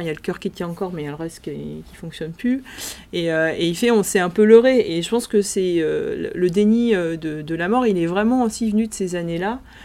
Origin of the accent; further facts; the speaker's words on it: France; Chez nous, en France